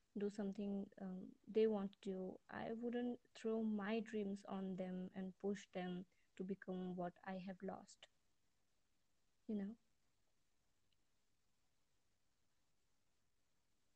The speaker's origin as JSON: {"language": "English", "region": "East India", "country": "India", "said": "from India"}